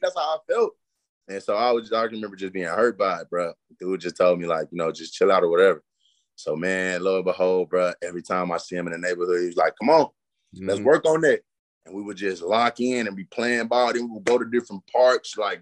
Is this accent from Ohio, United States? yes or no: no; Forrest City, Arkansas, United States; also born or lived in Milwaukee / New Orleans / Houston; I've been in Forest City since the third grade. That's all I know.